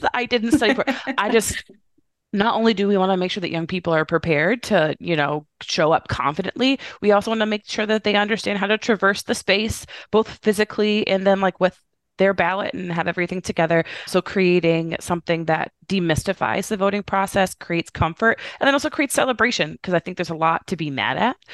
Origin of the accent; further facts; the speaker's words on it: Indiana, United States; moved away as an adult; now in Chicago, United States; I'm a Midwestern girl. I'm from Indiana originally, but I live in Chicago